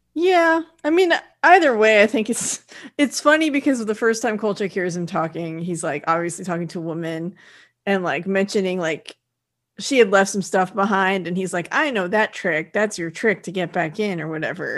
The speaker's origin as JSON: {"language": "English", "region": "California", "country": "United States", "said": "I'm from California"}